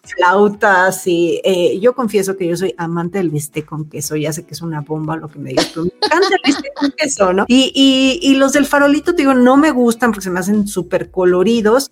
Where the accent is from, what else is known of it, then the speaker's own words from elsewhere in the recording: Mexico City, Mexico; como buena chilanga